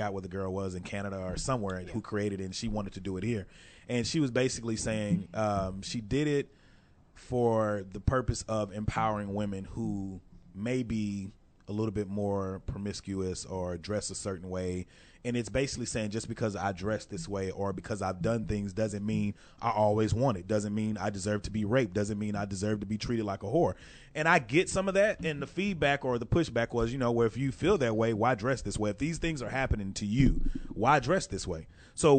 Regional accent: Texas, United States; we're from Texas

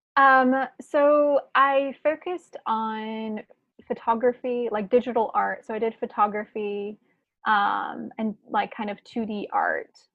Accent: Chapel Hill, North Carolina, United States; moved away as an adult; also born or lived in Prague, Czech Republic / New York / San Francisco; now in Portland, United States; I grew up in Chapel Hill

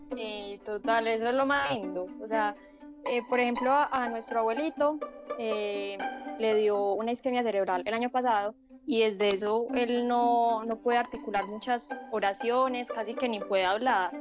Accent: Entrerríos, Antioquia, Colombia; yo soy de Entre Ríos

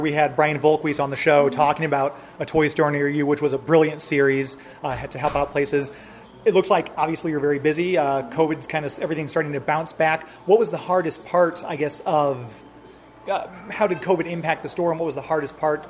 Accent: St. Louis, Missouri, United States; I'm from St. Louis.

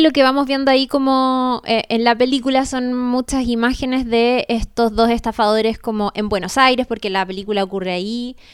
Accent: Chile

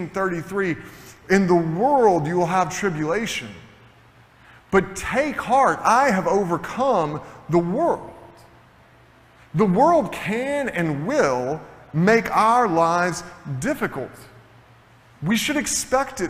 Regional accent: Tennessee, United States; moved away; I'm originally from Tennessee

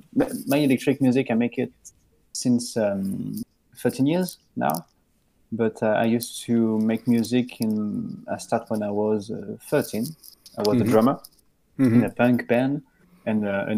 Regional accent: Lyon, Auvergne-Rhône-Alpes, France; I'm a musician from Lyon. It's a city in France.

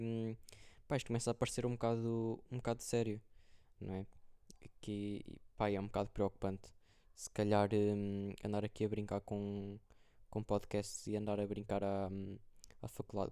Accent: Viseu, Centro, Portugal; moved away as an adult; now in Coimbra, Portugal; para Viseu, para casa

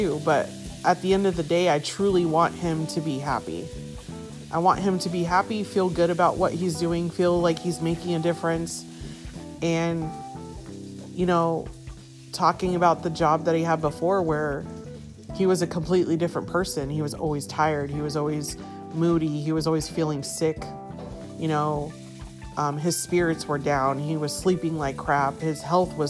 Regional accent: San Diego, California, United States; moved away; I was born and raised in San Diego, but I haven't been back like that in a long time

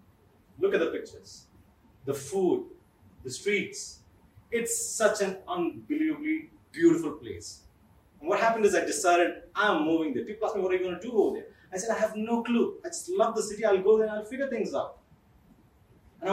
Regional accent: Kerala, India; I am from Kerala

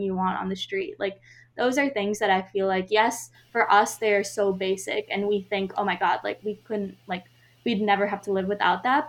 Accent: United States; as an Indian American woman

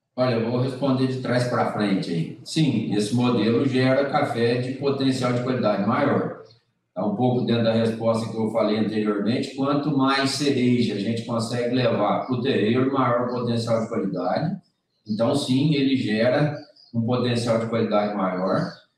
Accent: Brazil; nós, como brasileiros, como grandes consumidores de café

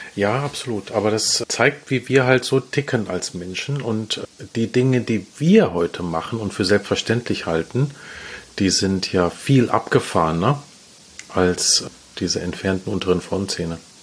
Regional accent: Essen, North Rhine-Westphalia, Germany; ich komme aus Essen

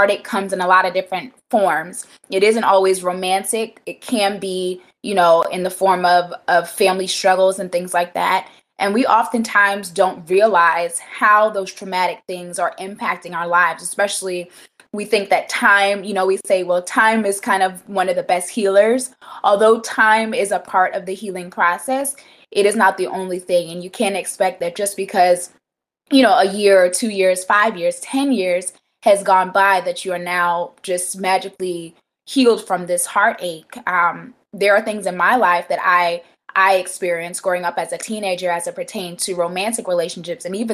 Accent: Atlanta, Georgia, United States; also born or lived in The Bronx, New York; I was born in the Bronx, but raised in Atlanta.

